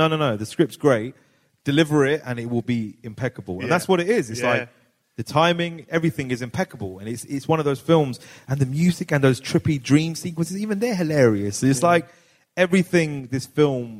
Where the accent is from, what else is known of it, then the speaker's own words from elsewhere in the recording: Hounslow, London, United Kingdom; I'm from Hounslow. We had NFs there growing up